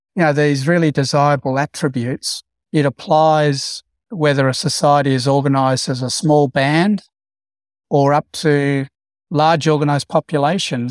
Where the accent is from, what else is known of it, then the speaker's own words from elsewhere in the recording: Broken Hill, New South Wales, Australia; growing up in Broken Hill